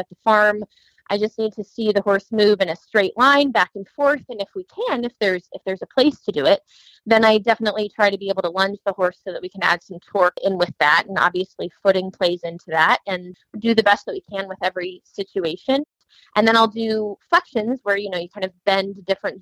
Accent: Central Ohio, United States; I was from Central Ohio

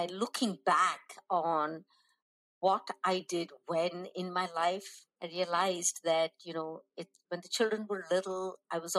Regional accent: North India, India; as South Indians growing up in North India

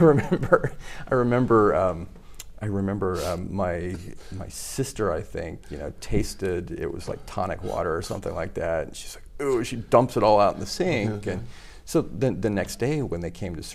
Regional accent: Utah, United States; moved away as an adult; also born or lived in Japan / Missouri; now in Tokyo, Japan; growing up in Utah.

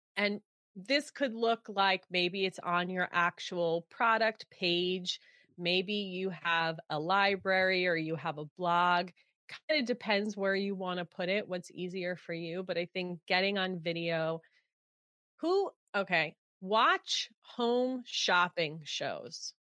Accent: New York, United States; now in California, United States; I grew up in New York

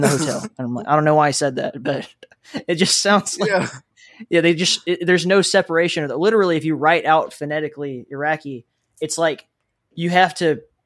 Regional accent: American South, United States; accent: Southern; now in Arizona, United States; my Southern accent

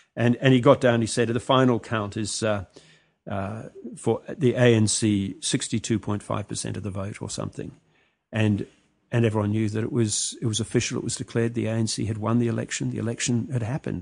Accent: New Zealand; moved away; also born or lived in Sri Lanka; I grew up in New Zealand

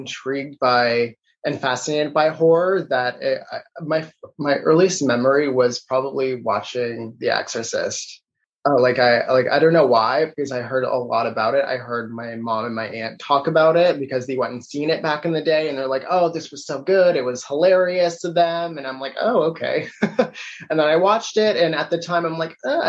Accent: Toronto, Ontario, Canada; I was born and raised in Toronto, Ontario

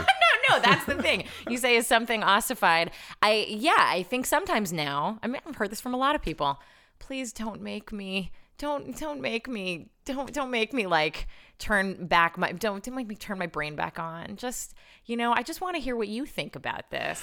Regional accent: Chicago, Illinois, United States; I grew up in Chicago, but I moved back here when I was thirty.

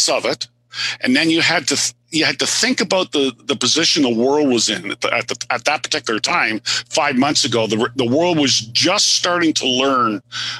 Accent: Canada; I'm Canadian.

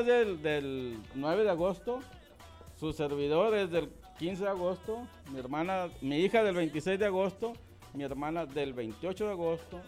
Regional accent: Sonora, Mexico; estoy en la pura línea de, de Sonora Sinaloa, criado en Sonora

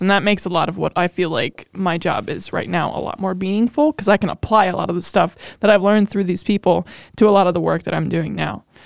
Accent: Ohio, United States; born or raised there

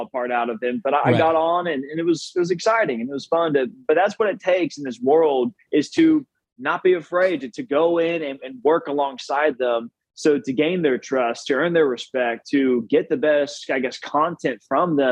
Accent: Houston, Texas, United States; also born or lived in Austin, Texas / Menard, Texas; I grew up in Clear Lake, Southeast Houston, Texas

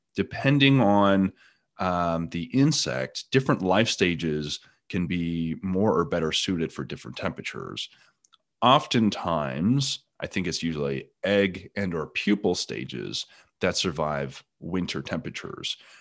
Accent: Canada; now in East Texas, United States; I'm originally from Canada

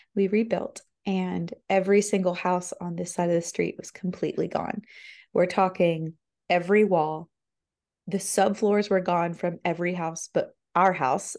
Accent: Florida, United States; now in Tennessee, United States; I'm not native to Tennessee. I'm from Florida.

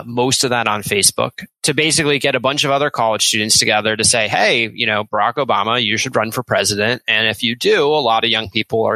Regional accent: Richmond, Virginia, United States; I grew up in Richmond, Virginia

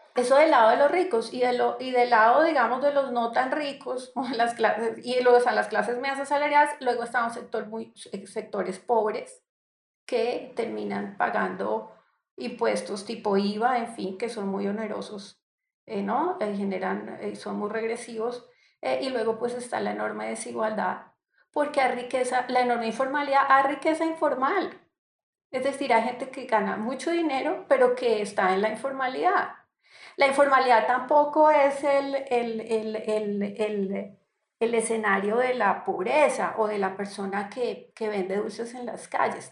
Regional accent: Colombia; also born or lived in Barranquilla; soy colombiana

